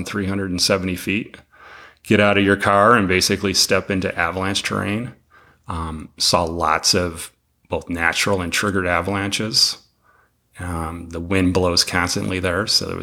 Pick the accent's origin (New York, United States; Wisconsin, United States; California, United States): New York, United States; Western; moved away as an adult; also born or lived in Colorado; now in Montana, United States; I'm originally from Western New York. Moved out west, though, as soon as I could